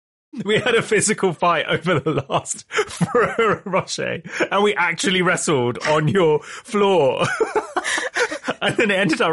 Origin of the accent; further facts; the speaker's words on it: London, United Kingdom; I'd come from a majority ethnic minority part of London. Suddenly, I was this minority. And I think, you know, I am English, but I'd say I'm a different type of English to the kind of majority English